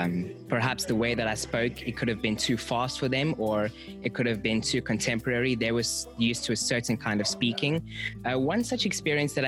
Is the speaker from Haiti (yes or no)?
no; South Africa; moved away as an adult; now in Philippines; I'm South African and I'm studying in the Philippines.